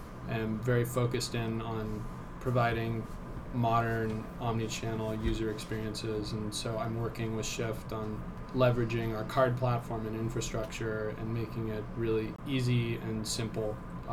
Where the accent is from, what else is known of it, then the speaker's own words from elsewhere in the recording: Los Angeles, California, United States; also born or lived in Spain; I grew up in Los Angeles, but worked overseas for 4 years